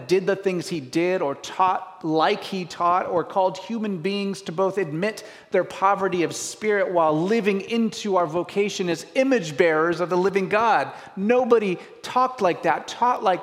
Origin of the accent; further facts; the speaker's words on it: Washington, United States; I grew up in Washington